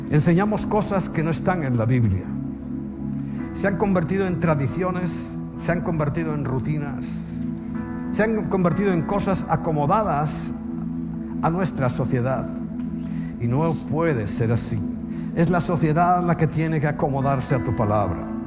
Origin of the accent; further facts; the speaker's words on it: Spain; como español